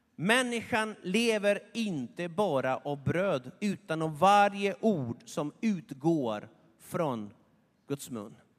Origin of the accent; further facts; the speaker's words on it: Argentina; moved away; i Argentina, där jag kommer ifrån